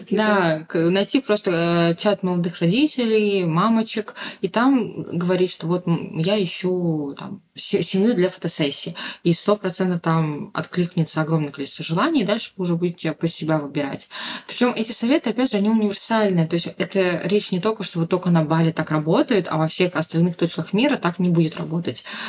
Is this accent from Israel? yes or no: no; Saint Petersburg, Russia; moved away as an adult; also born or lived in Yekaterinburg; now in Bali, Indonesia; не в самом Петербурге, откуда я родом